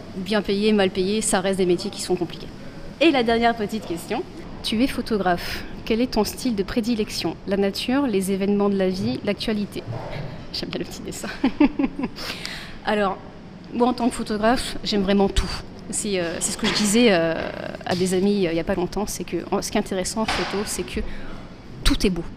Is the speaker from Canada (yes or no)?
no; Bordeaux, Nouvelle-Aquitaine, France; je suis de Bordeaux, moi aussi